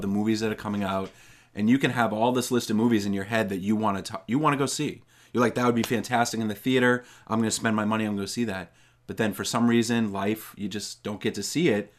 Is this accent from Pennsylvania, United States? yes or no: no; North Reading, Massachusetts, United States; I grew up in North Reading, um, not that far from where my grandparents lived in Stoneham